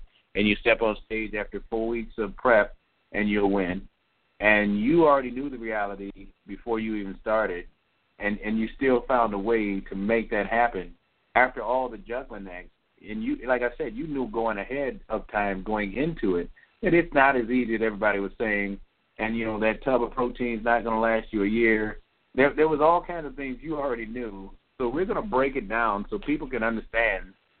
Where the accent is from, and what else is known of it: Chicago, Illinois, United States; born or raised there